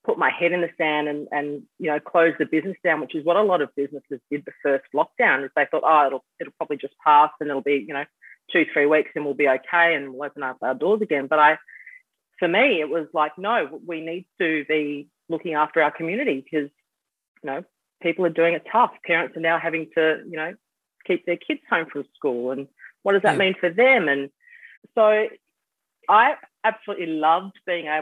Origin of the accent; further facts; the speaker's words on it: Bentley, Western Australia, Australia; I grew up around Bentley, which is where the bar is